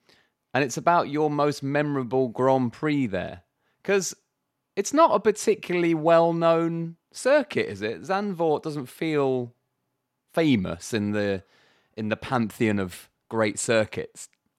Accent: Bromley, London, United Kingdom; A circuit that was very dear to me because I grew up in Bromley. And I went and watched some stuff at Brands Hatch.

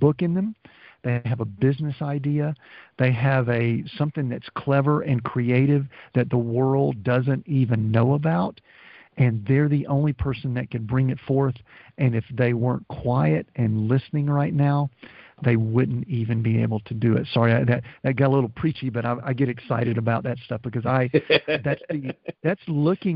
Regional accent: the South, United States; We're from the South

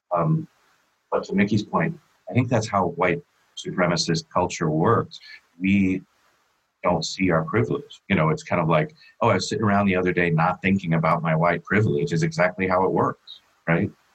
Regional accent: San Diego, California, United States; my hometown here in San Diego, California

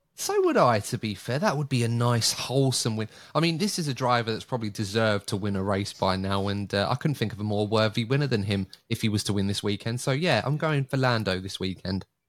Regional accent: United Kingdom; being a Brit

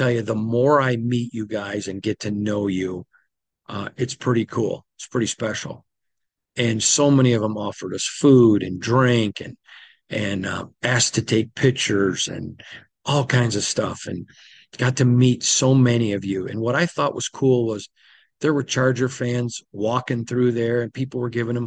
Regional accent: Michigan, United States; when I was growing up as a little boy in Michigan

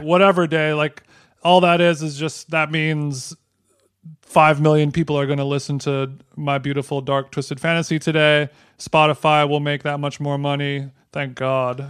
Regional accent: Huntington Beach, California, United States; my hometown of Huntington Beach, California

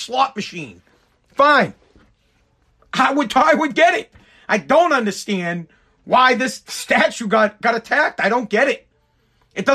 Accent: United States; I'm not Italian. I'm American

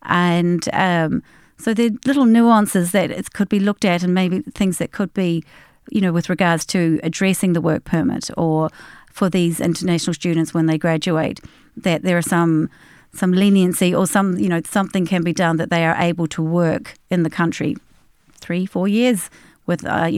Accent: Australia; moved away as an adult; now in Ireland; We came from Australia. I came via the UK, got myself registered with the General Dental Council in London

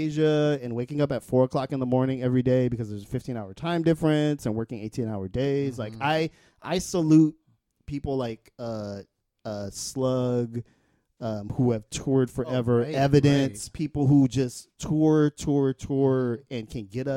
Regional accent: United States; I'm an American

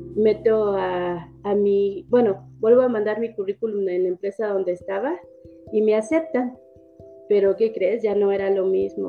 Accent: Mexico City, Mexico; yo vivía en el, en el Ajusco, ahí en México yo soy de México, de la Ciudad de México

